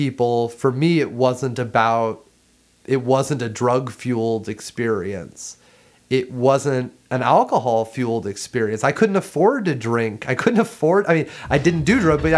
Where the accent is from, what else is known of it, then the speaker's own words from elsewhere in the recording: Ohio, United States; moved away as an adult; also born or lived in North Carolina / London; I grew up in Ohio.